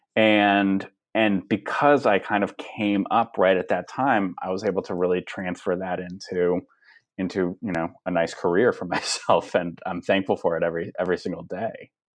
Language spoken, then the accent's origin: English; Los Angeles, California, United States; born or raised there